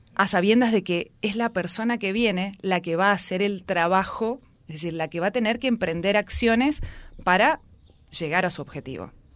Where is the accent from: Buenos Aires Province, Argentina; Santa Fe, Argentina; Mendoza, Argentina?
Santa Fe, Argentina; Reconquista; donde yo nací, donde crecí